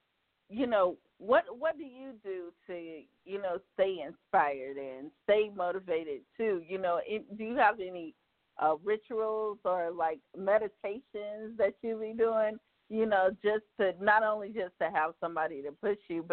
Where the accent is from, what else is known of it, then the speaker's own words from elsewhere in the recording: South Carolina, United States; I'm from South Carolina